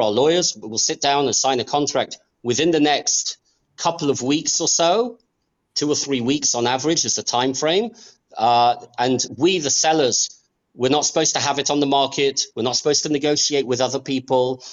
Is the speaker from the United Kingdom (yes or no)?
yes; England, United Kingdom; also born or lived in Australia / United States; now in Israel; I was born in Australia I grew up in England.